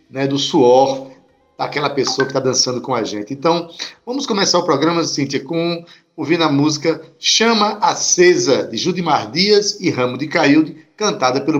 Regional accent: Itabaiana, Paraíba, Brazil; Eu que sou lá de Itabaiana

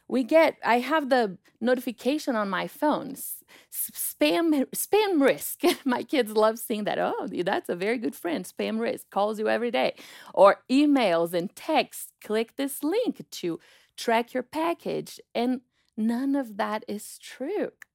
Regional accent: Brazil; moved away; I'm from Brazil

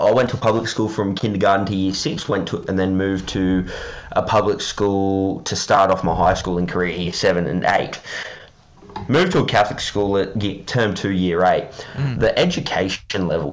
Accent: Parramatta, New South Wales, Australia; I grew up around Parramatta

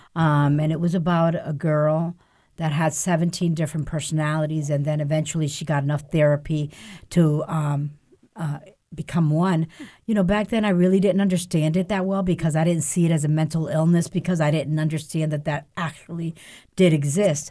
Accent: New Haven, Connecticut, United States; born or raised there; also born or lived in Lares, Puerto Rico

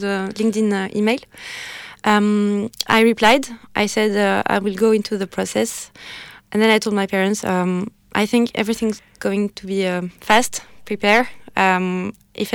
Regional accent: Paris, Île-de-France, France; English is a second language; moved away as an adult; now in Dublin, Ireland; I'm from Paris, inside Paris. I was born and raised close to the Eiffel Tower.

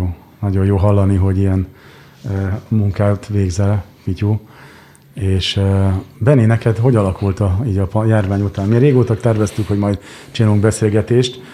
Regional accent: Hungary; én, mint magyar ember, aki itt ülök

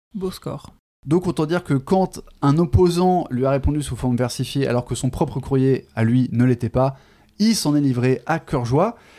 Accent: France; accent: French; mon magnifique accent français euh, qui euh, découpe les mots anglais

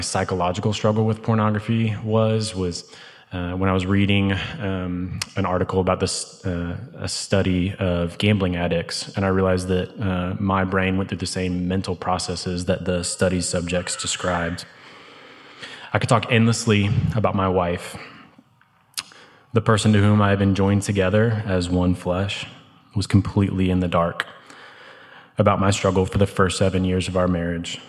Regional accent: St. Louis, Missouri, United States; moved away as an adult; now in Birmingham, United States; I was raised in St. Louis by incredible, loving Christian parents. In 2006, I moved to Birmingham for college

